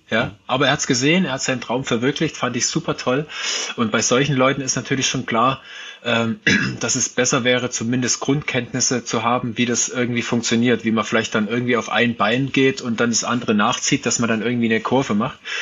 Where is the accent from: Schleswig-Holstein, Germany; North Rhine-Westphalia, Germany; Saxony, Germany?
Saxony, Germany; Ore Mountains; ich bin ja im Sibirien des Ostens aufgewachsen, im Erzgebirge